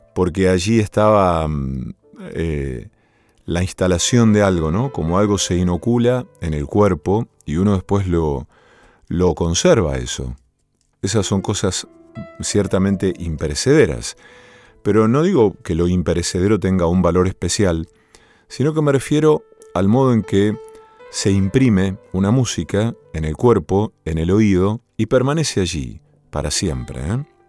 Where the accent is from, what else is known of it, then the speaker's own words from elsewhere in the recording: Villa Cañas, Santa Fe, Argentina; moved away; en mi pueblo natal, en Villa Cañas